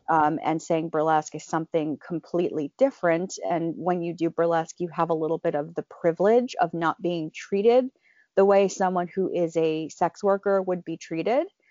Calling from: Philadelphia, Pennsylvania, United States; also born or lived in New York; I am calling in from my house in, uh, Center City, Philadelphia

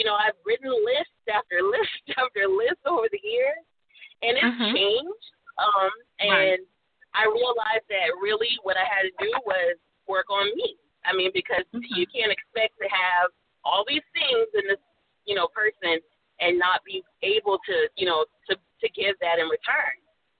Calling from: South Carolina, United States; I'm calling in from South Carolina.

